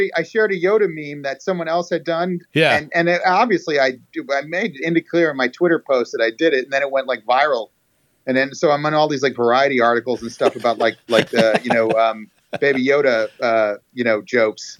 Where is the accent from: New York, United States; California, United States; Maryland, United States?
New York, United States; moved away; I grew up in New York